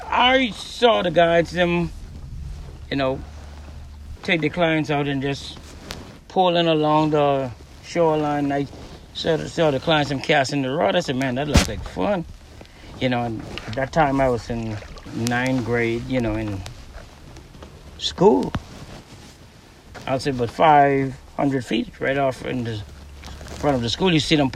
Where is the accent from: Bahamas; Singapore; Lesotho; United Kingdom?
Bahamas; McLeanstown, Grand Bahama; In McLeanstown. It's from Eastern Lodge.